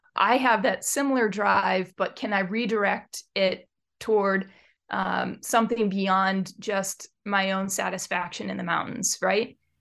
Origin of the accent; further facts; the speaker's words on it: Detroit, Michigan, United States; now in eastern North Cascades, United States; I was raised in Metro Detroit, a suburb of Detroit